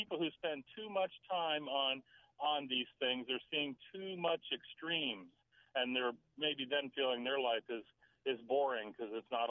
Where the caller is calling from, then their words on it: Maryland, United States; on the road in Maryland.